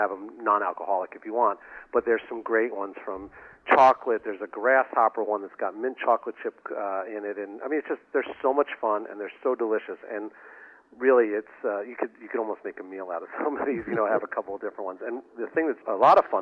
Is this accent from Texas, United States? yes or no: no; New York City, New York, United States; now in Boston, United States; I grew up in Brooklyn, New York